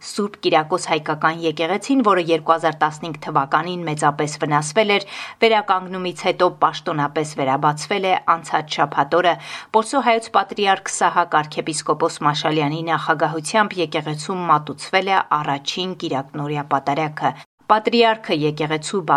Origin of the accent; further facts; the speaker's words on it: Shekher, Nagorno-Karabakh, Azerbaijan; Շեխերից, որ թուրքերը վերցրել են։ Շեխեր գյուղից։